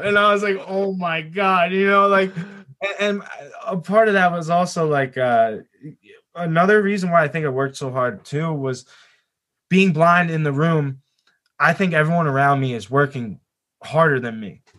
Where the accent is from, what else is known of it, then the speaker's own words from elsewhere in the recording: New Jersey, United States; I'm from Jersey